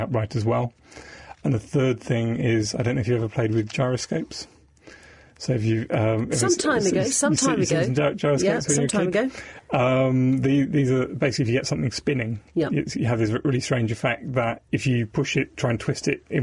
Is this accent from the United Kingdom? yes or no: yes; Devon, South West England, United Kingdom; I grew up in Devon